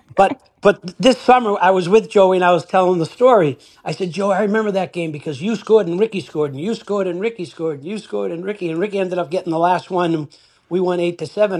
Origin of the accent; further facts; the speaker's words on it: Winthrop, Massachusetts, United States; I'm from Winthrop